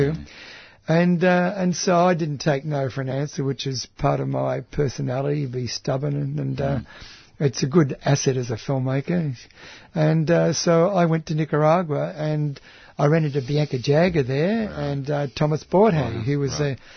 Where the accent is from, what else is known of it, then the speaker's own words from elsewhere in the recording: Australia; I'm from Australia